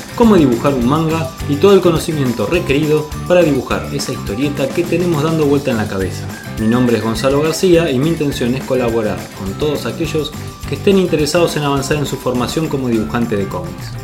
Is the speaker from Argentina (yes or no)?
yes; Argentina; accent: tonada argentina; Nuestra forma de hablar de tonada argentina con nuestros modismos argentinos